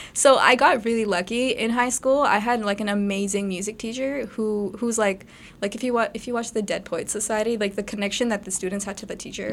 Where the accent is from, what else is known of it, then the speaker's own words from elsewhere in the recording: Brampton, Ontario, Canada; Okay, so I was born and raised in Brampton. I still live in Brampton.